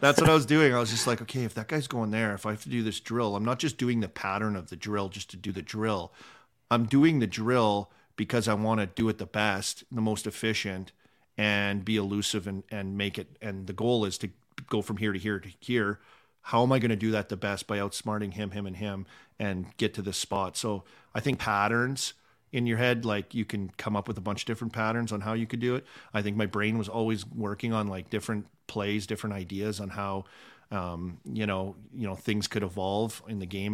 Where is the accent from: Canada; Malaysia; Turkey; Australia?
Canada; Saskatchewan; living in Saskatchewan too, because where we're from